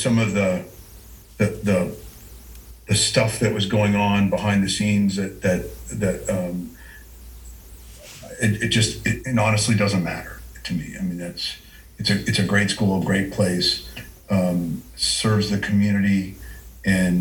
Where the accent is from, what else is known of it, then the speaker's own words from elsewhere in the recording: Moscow, Idaho, United States; I grew up in Moscow